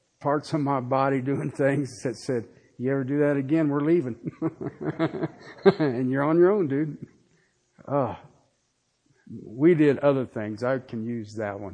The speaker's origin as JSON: {"language": "English", "region": "Ohio", "country": "United States", "said": "I was from Ohio."}